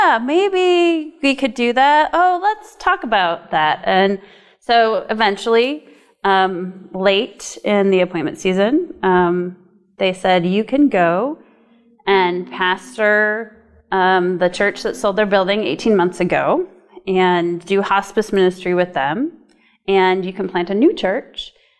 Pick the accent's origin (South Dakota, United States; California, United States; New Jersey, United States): South Dakota, United States; moved away as an adult; also born or lived in New England; now in Portland, Maine, United States; I am from South Dakota, but I've lived in New England for nearly 20 years.